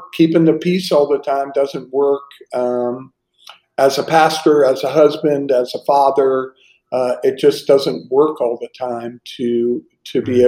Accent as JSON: {"language": "English", "town": "Pittsburgh", "region": "Pennsylvania", "country": "United States", "tie": "born or raised there", "moved": "yes", "lives_now": "Estero, United States", "said": "growing up in Pittsburgh"}